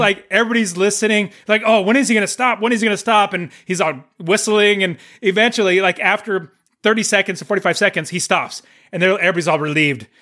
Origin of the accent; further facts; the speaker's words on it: United States; We were from America